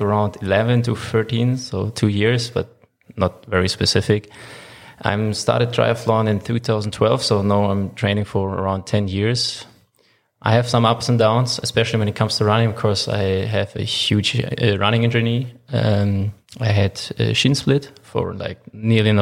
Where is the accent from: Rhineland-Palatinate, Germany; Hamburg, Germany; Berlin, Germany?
Hamburg, Germany; English is a second language; moved away as an adult; also born or lived in Cologne; now in Leipzig, Germany; I'm from Hamburg, Germany.